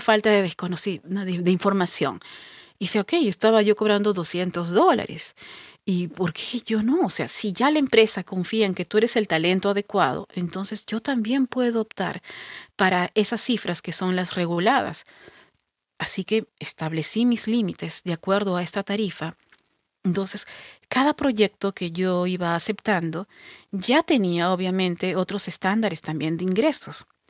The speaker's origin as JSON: {"language": "Spanish", "town": "Pisco", "region": "Ica", "country": "Peru", "said": "yo no soy de Lima, soy de Pisco, que es al"}